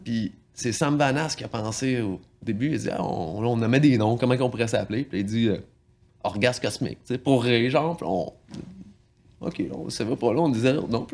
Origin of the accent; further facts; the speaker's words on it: L'Île-Perrot, Quebec, Canada; je viens de, la région assez proche d'ici, à l'île Perrault